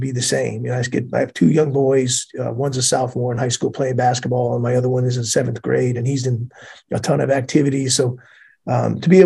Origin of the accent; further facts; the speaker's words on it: Bethpage, New York, United States; moved away as an adult; in my town, I grew up in Bethpage